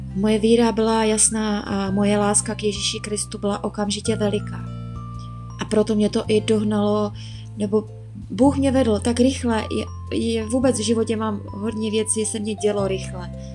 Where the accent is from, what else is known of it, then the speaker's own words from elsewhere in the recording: Moravia, Czechia; moved away as an adult; now in Prague, Czech Republic; Pocházím z Moravy, v Praze bydlím třetím rokem.